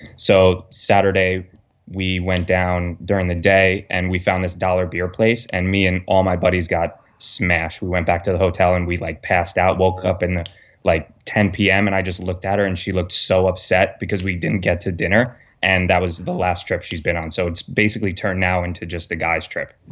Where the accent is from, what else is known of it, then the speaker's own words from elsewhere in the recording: New York, United States; Growing up in New York, it, Baltimore is not too far.